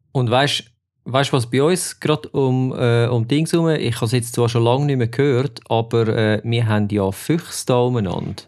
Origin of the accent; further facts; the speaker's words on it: Switzerland; bei uns in der Schweiz